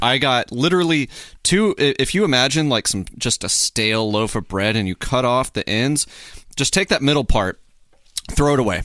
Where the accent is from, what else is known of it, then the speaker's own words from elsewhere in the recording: Midland, Texas, United States; also born or lived in Hattiesburg, Mississippi; born in Hattiesburg, moved to Midland, Texas, uh, when I was, like, maybe four